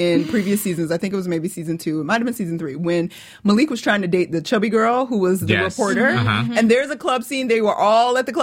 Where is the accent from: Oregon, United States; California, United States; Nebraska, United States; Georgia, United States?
Georgia, United States; Atlanta; I am from Atlanta